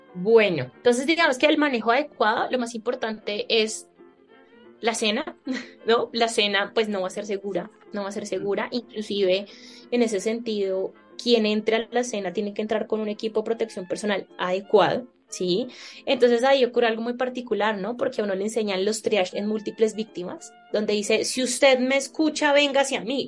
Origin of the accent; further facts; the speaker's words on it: Colombia; yo soy médica de Colombia